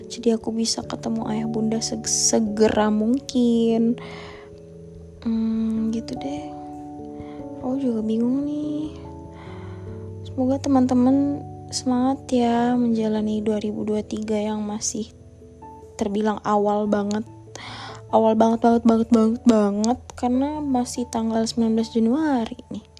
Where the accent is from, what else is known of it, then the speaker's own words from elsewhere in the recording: Pontianak, West Kalimantan, Indonesia; aku lagi kangen banget guys sumpah kangen banget sama Pontianak kota asalku terutama aku lagi kangen berat sih sebenarnya sama ayah bunda